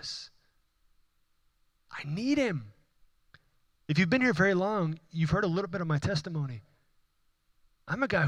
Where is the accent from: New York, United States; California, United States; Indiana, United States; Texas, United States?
Texas, United States; Houston; accent: Houston; my Houston accent